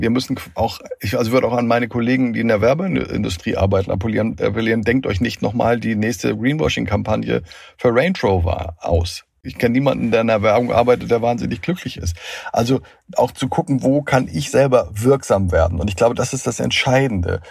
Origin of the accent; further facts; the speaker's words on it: Schleswig-Holstein, Germany; Ich komme aus Schleswig-Holstein